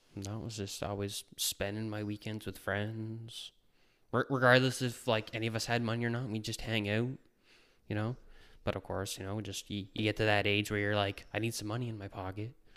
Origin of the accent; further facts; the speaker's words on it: New Brunswick, Canada; moved away as an adult; I'm originally from New Brunswick, born and raised. Lived there right up until I was twenty-three.